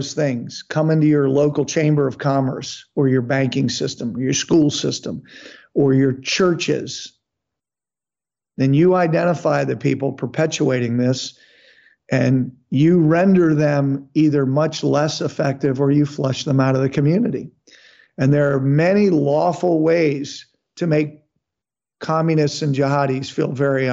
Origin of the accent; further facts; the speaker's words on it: Texas, United States; my home state of Texas